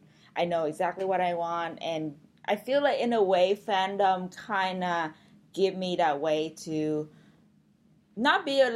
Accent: Vietnam; I mean, when I came from Vietnam, everything's pretty new here.

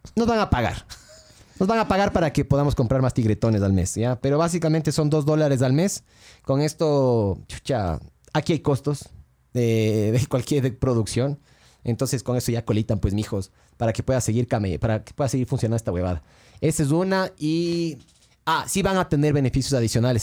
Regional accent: Ecuador; somos ecuatorianos

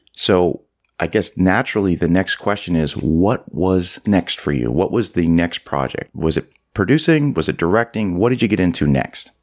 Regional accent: Canada; being a Canadian

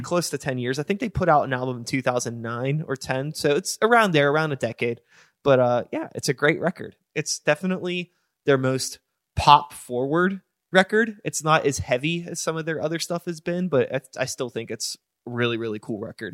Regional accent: United States; I am American

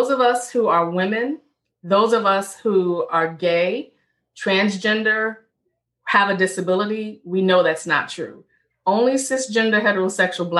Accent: Richmond, Virginia, United States; I'm born and raised in Richmond, Virginia.

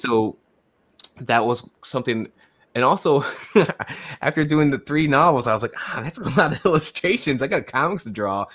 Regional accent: Tucson, Arizona, United States; now in Massachusetts, United States; I grew up in Tucson, Arizona

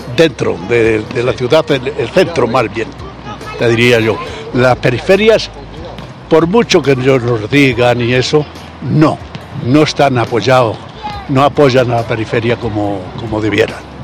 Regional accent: Salamanca, Castile and León, Spain; moved away as an adult; now in Madrid, Spain; yo soy natural de Salamanca, pero me crié casi en Madrid. O sea que a los 18 años ya estaba en Madrid.

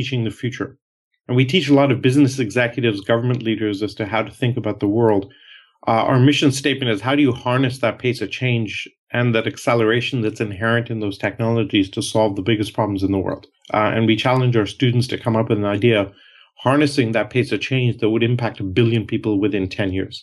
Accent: India; moved away; also born or lived in Canada / Europe; And I'm Canadian, and I grew up originally from India.

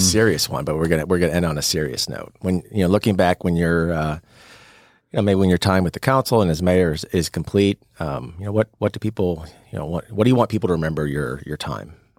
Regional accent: St. Louis, Missouri, United States; now in Frisco, United States; I'm originally from St. Louis

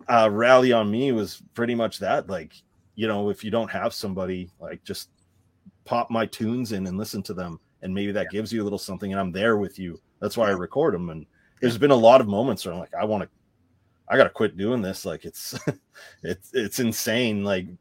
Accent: Canada; I was raised in Canada.

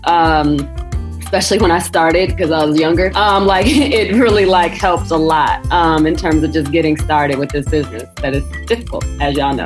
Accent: Joliet, Illinois, United States; also born or lived in Chicago; I'm actually was born in Joliet, Illinois, outside of Chicago, um, but I have a lot of family um, born and raised in Chicago, so I spent a lot of time in Chicago growing up

